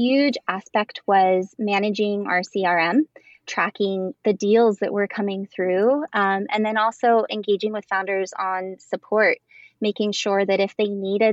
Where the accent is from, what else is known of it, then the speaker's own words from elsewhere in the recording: Midwest, United States; I'm from the Midwest